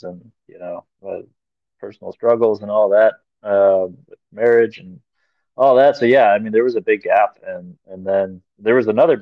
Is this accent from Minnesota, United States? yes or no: yes; Minnesota, United States; being a Minnesotan